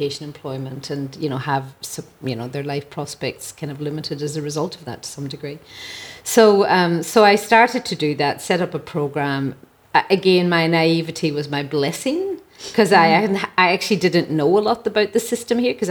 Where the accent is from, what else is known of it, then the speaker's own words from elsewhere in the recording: Ireland; moved away as an adult; As an Irish person